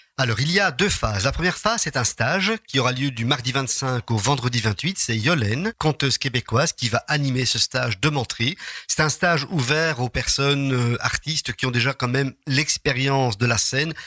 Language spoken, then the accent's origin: French; Charleroi, Wallonia, Belgium; Quand on est de Charleroi